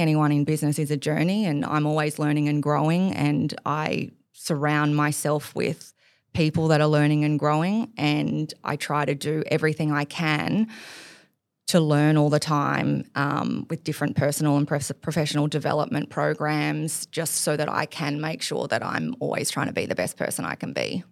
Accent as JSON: {"language": "English", "town": "Gold Coast", "region": "Queensland", "country": "Australia", "tie": "born or raised there", "also_born_or_lived": "Hamilton Island", "moved": "as an adult", "lives_now": "Sydney, Australia", "said": "I grew up on the Gold Coast"}